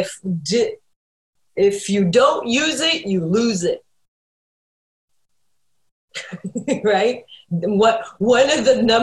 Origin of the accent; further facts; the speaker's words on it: Canada; moved away; I grew up in Canada